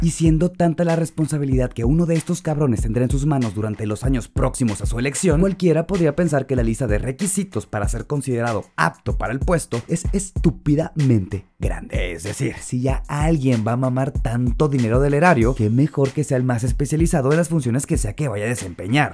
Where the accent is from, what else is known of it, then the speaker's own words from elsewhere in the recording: Mexico; nos identifica tradicionalmente como mexicanos